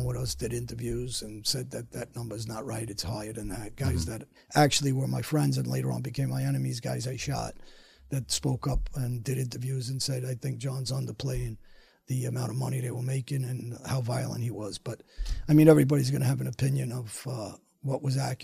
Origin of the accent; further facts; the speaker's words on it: New York City, New York, United States; now in Florida, United States; I grew up in Woodhaven